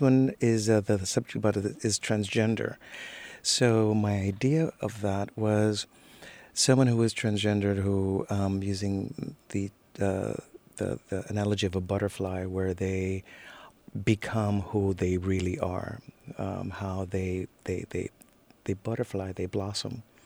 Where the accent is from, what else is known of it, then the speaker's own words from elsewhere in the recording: Miami Beach, Florida, United States; also born or lived in Cuba; growing up in Miami Beach. In Miami, where, of course, there's all those beautiful Art Deco hotels. Also, the fact that I'm Cuban